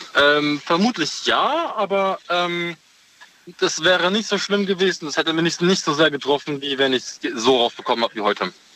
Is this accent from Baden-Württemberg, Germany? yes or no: yes; Karlsruhe, Baden-Württemberg, Germany; komme, aus Karlsruhe